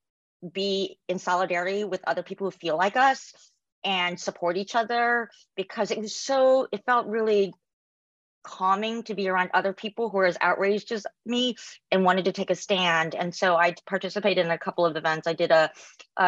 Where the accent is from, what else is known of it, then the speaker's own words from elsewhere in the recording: South Korea; now in United States; I'm from South Korea, we celebrate Lunar New Year